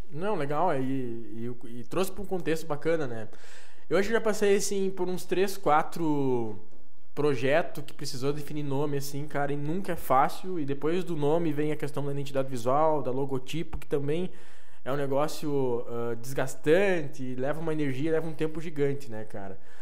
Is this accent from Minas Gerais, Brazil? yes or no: no; Santo Antônio das Missões, Rio Grande do Sul, Brazil; now in Passo Fundo, Brazil; eu nasci aqui perto da Argentina, Santo Antônio das Missões, que é entre São Borja